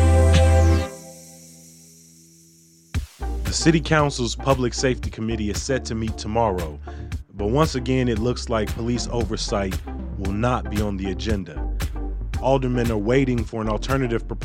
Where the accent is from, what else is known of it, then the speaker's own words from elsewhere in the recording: Chicago, Illinois, United States; Growing up on the South Side